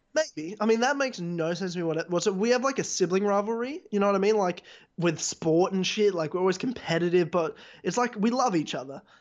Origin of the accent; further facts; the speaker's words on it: Australia; I'm certainly to me 100% Australian because I'm born here, raised here, you know, lived here my entire life.